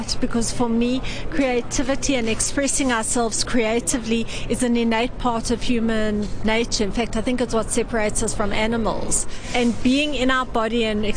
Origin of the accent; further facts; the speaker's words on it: South Africa; I come from South Africa